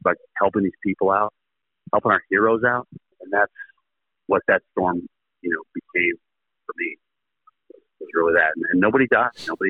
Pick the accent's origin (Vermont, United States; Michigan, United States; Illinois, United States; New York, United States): Vermont, United States; New England; moved away; I grew up in New England and Vermont, so it snowed a lot up there.